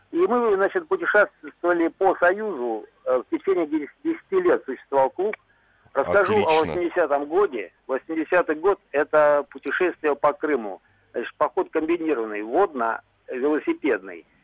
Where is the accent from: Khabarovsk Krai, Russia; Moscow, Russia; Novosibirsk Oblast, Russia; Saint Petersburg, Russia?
Novosibirsk Oblast, Russia; Novosibirsk